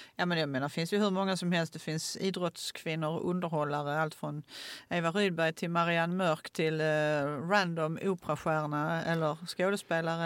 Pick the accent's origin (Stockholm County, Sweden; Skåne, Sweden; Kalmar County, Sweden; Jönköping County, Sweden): Skåne, Sweden; Åkarp; jag gick på vilan i Åkarp